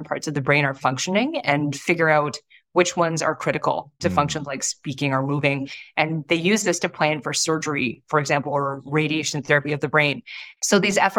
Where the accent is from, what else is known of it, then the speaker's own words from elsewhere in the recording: Toronto, Ontario, Canada; when I was young, I grew up in Toronto, in a suburb of Toronto